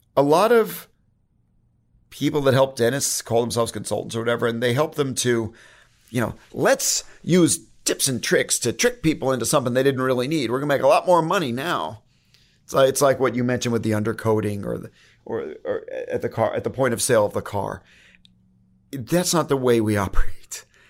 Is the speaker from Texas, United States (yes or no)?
no; Connecticut, United States; now in San Diego, United States; I'm from Connecticut. I get the snow